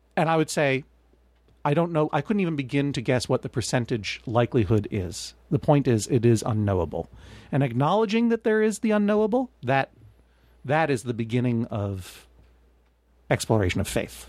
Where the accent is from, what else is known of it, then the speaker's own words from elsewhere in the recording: Brookline, Massachusetts, United States; growing up in Brookline, you know, there was that season where it was just a bar mitzvah every weekend